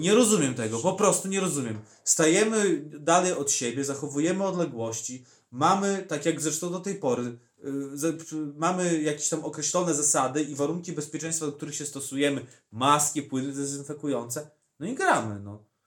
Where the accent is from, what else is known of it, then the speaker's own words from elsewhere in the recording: Podlaskie Voivodeship, Poland; u nas na Podlasiu